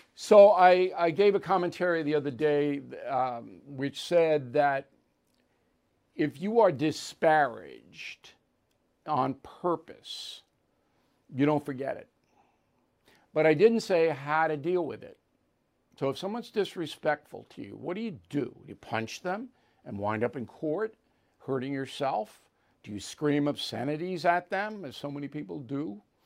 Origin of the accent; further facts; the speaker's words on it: Levittown, United States; my hometown